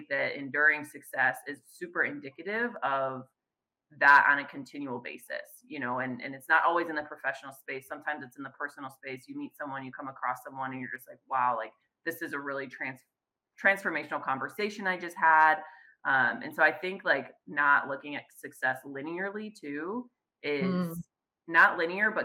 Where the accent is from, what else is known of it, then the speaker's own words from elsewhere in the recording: Chicago, Illinois, United States; moved away as an adult; now in Fresno, United States; I'm originally born and raised in the Chicagoland area.